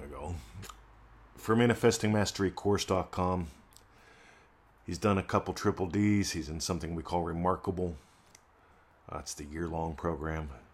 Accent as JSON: {"language": "English", "country": "United States", "moved": "yes", "said": "I'm an American expat."}